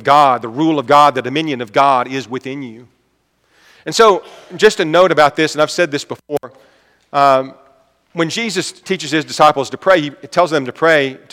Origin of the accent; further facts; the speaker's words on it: United States; I'm an American.